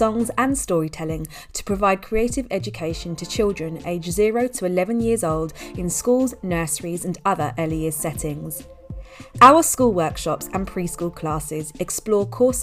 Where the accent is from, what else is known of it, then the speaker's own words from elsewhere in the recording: London, United Kingdom; we're from the same part of London, UK